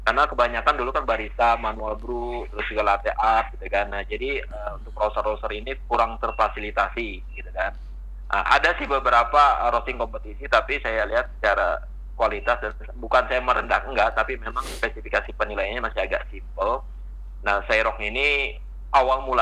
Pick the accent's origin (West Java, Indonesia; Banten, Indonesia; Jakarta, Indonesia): West Java, Indonesia; now in Saudi Arabia; tetap makanan kita orang Sunda, orang Indonesia lebih jauh lebih lebih enak lah, lebih nyaman dibandingin di Saudi lah.